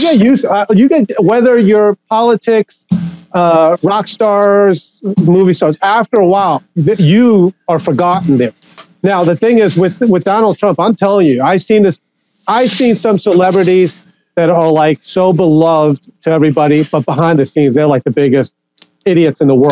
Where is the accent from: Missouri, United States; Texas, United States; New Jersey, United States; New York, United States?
New York, United States; Long Island; I grew up on Long Island, New York